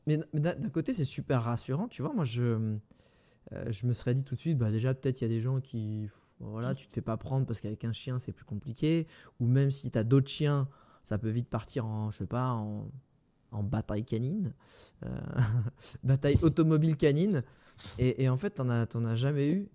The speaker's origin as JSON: {"language": "French", "country": "France"}